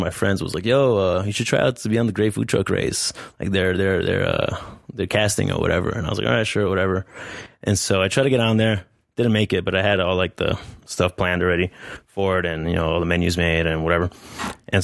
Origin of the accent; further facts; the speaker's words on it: New Jersey, United States; moved away; I grew up in New Jersey. My parents are from Colombia